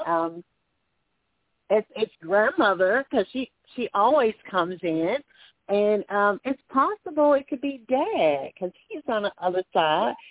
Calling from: Alabama, United States; calling from Alabama

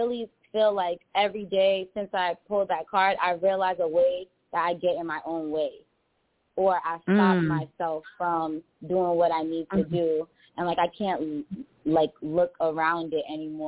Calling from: Boston, Massachusetts, United States; also born or lived in Angola (parents); I'm calling from Boston.

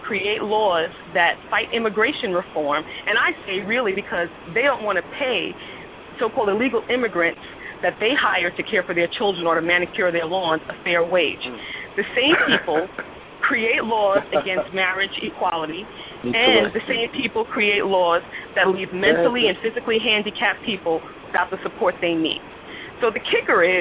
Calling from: New York City, New York, United States; I'm calling from St. Albans, Queens, New York.

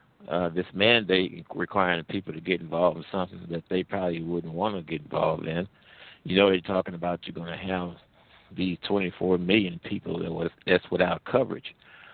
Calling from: St. Louis, Missouri, United States; I'm calling from the Midwest, actually around the St. Louis area.

